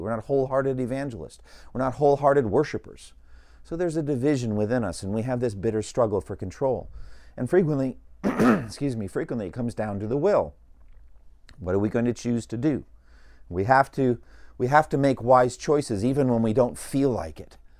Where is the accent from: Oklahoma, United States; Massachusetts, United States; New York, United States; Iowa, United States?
Massachusetts, United States; Boston; I grew up in Boston